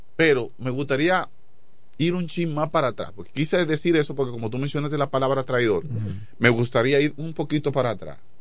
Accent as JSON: {"language": "Spanish", "region": "La Romana", "country": "Dominican Republic", "said": "la romana, mi pueblo."}